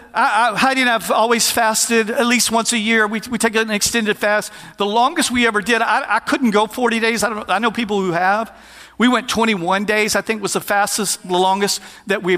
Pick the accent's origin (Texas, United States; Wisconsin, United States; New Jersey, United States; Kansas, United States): Texas, United States; we're from Texas